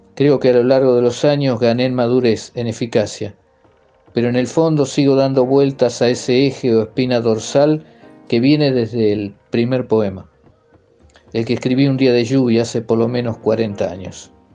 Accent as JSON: {"language": "Spanish", "town": "Pergamino", "region": "Buenos Aires Province", "country": "Argentina", "tie": "born or raised there", "said": "nací en Pergamino, al norte de la provincia de Buenos Aires, en 1955"}